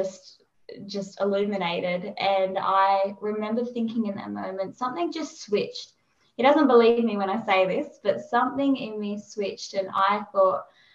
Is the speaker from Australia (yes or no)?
yes; Perth, Western Australia, Australia; moved away; So I'm originally from Perth, so we flew from Perth to Sydney